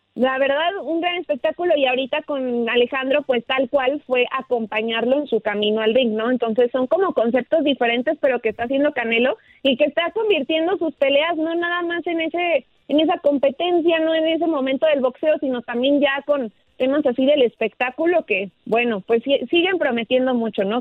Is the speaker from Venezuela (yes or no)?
no; Mexico; como orgullosa mexicana